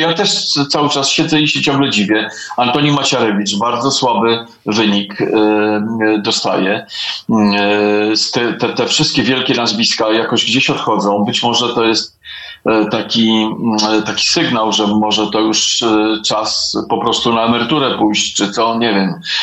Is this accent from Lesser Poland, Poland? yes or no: no; Warsaw, Masovian Voivodeship, Poland; Warszawa jest moim miejscem na ziemi i e, tu się urodziłem, tu się wychowałem i tu pewnie umrę.